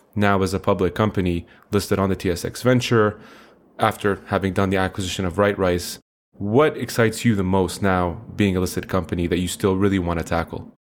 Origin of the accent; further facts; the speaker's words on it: Canada; also born or lived in Middle East; a Canadian slash Middle Easterner